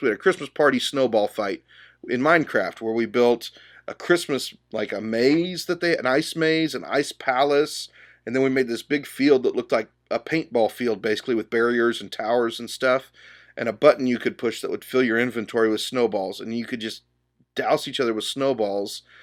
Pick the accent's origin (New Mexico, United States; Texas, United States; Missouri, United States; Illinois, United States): Texas, United States; Dallas; I grew up here in the Dallas area